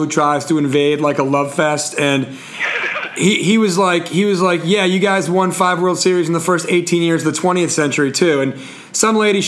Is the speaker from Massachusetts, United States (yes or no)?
yes; Massachusetts, United States; as a true native Mass hole myself